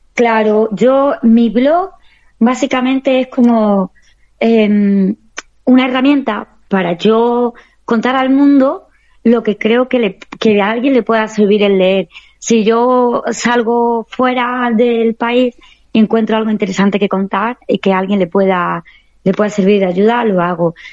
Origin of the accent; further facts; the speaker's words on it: Extremadura, Spain; mi tierra, Extremadura, que es preciosa y que la quiero, vamos, me siento súper orgullosa de, de, tener mis raíces extremeñas